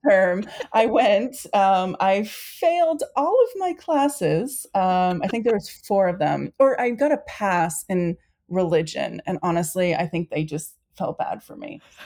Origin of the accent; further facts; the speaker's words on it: Saco, Maine, United States; also born or lived in Western Massachusetts / Australia; I'm in Saco, Maine. I'm back in my hometown